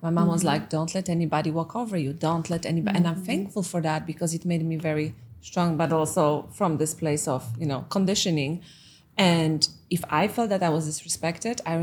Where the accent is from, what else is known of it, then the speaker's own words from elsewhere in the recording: Poland; English is a second language; moved away; My mom is Russian and I was growing up in Poland during communism